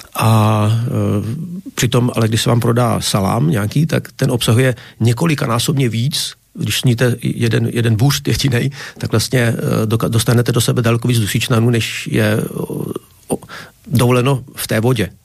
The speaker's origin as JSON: {"language": "Czech", "region": "Bohemia", "country": "Czechia", "said": "jsem z Čech, to poznáte podle řeči."}